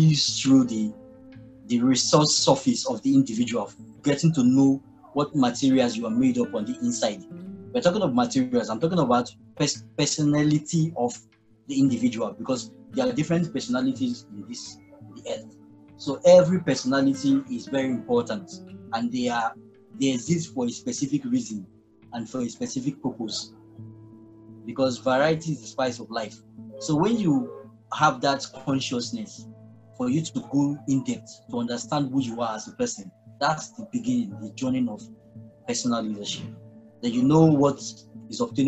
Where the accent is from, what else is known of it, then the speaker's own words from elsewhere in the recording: Nigeria; also born or lived in Lagos, Nigeria; I'm a Nigerian. I currently live in Lagos, Nigeria